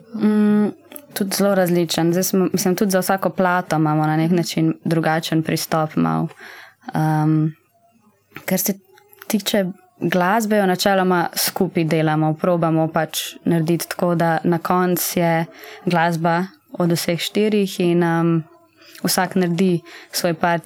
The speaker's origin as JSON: {"language": "Slovenian", "region": "Zasavje", "country": "Slovenia", "moved": "as an adult", "lives_now": "Ljubljana, Slovenia", "said": "mi smo vsi štirje iz Zasavja"}